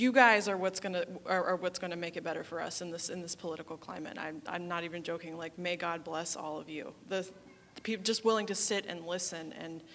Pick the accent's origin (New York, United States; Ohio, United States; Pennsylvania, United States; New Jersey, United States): Ohio, United States; I'm from Ohio